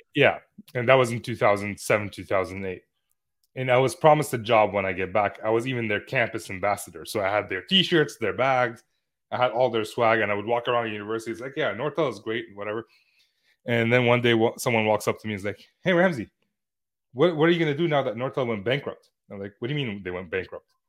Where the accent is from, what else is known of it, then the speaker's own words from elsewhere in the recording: Lebanon; moved away; my hometown in Lebanon